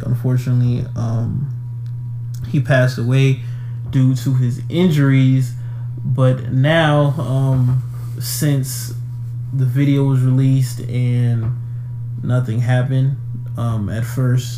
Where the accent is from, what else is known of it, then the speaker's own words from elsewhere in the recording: Atlanta, Georgia, United States; my hometown, my city of Atlanta